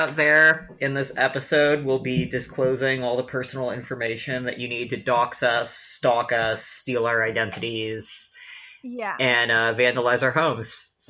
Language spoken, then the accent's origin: English; San Francisco, California, United States; I'm was born and raised in San Francisco. My parents are sort of agnostic-y, spiritual, not religious, California-ass